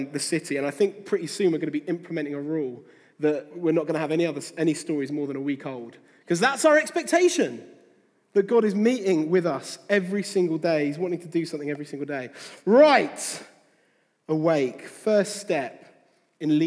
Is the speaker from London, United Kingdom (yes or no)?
no; near Faversham, Kent, South East England, United Kingdom; I grew up near Faversham in Kent